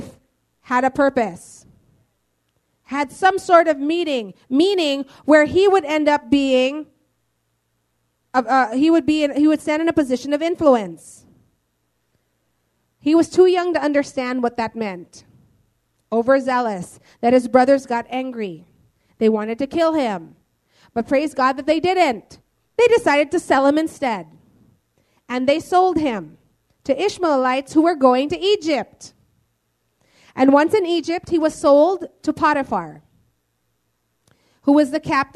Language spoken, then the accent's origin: English; Philippines; we're all Filipino